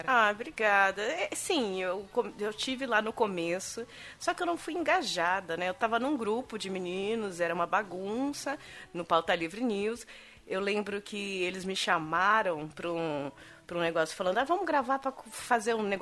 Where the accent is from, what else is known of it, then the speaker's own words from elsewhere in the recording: São Bernardo do Campo, São Paulo, Brazil; eu sou de São Bernardo.